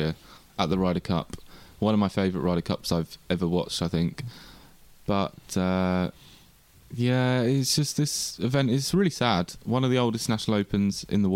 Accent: England, United Kingdom; accent: English; my English accent

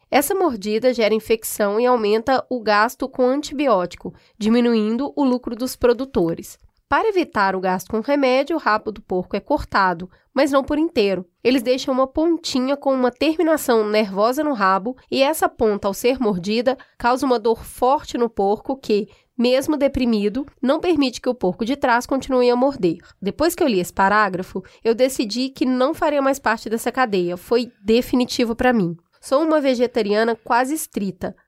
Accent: Belo Horizonte, Minas Gerais, Brazil; Eu sou de Belo Horizonte, eu sou de é, Minas

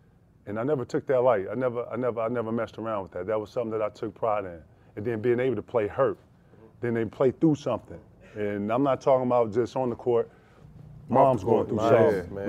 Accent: South Carolina, United States; You know, I'm from South Carolina, for everybody who don't know. And, you know, you start working early down there, you know, 12, 13.

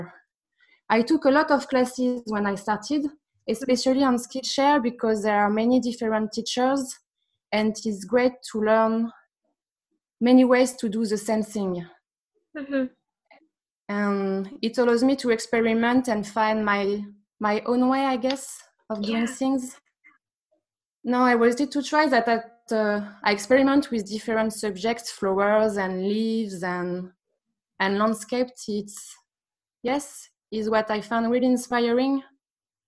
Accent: Paris, Île-de-France, France; English is a second language; I was born in Paris, and I lived there for 20, 25 years maybe.

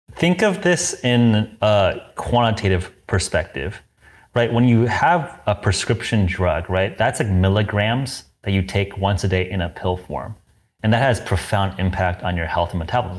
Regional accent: Southern California, United States; I grew up in Southern California

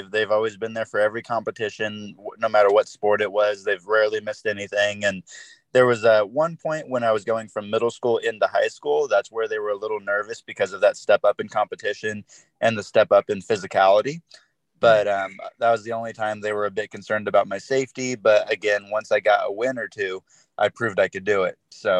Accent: Sacramento, California, United States; I'm in California, in around Sacramento area.

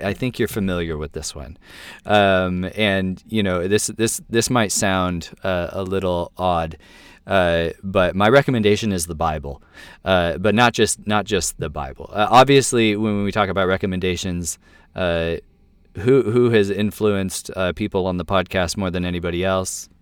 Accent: United States; I'm an American Christian

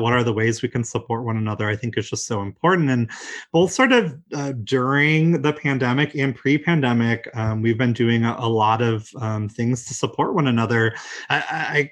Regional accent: Michigan, United States; I'm from Michigan, so of course you can imagine there's snow and ice on the ground

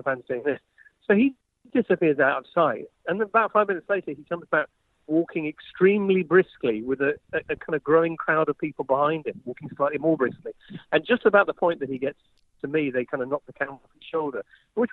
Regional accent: England, United Kingdom; I'm English.

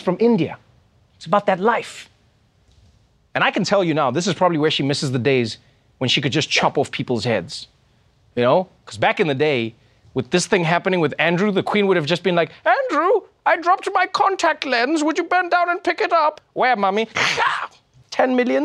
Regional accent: South Africa; my home country, South Africa

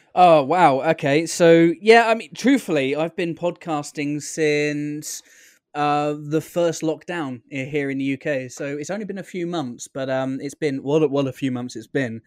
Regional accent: United Kingdom; as a Brit

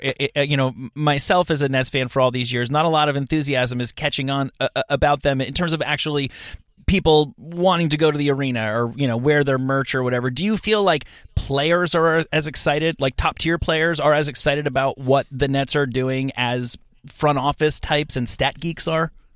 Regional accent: New York, United States; I'm, I'm from New York

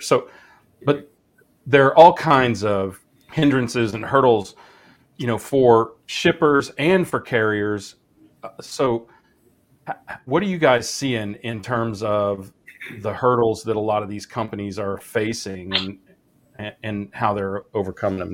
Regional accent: Kansas, United States; growing up in Kansas

